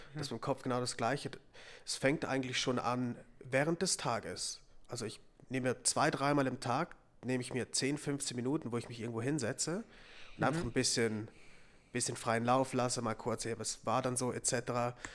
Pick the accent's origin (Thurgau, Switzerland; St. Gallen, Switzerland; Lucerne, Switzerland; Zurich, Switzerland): Zurich, Switzerland; moved away; Ich war jetzt auch schon dreimal zurück in Zürich